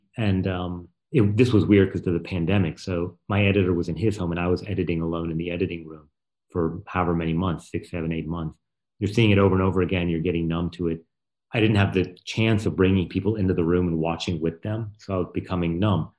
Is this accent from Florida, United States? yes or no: no; North Carolina, United States; now in Brooklyn, United States; I'm from North Carolina